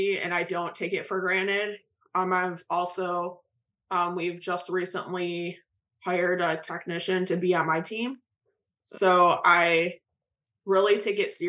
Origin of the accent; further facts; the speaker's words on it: Michigan, United States; moved away as an adult; now in North Carolina, United States; I'm originally from Michigan. Now I'm in North Carolina to be at ACHC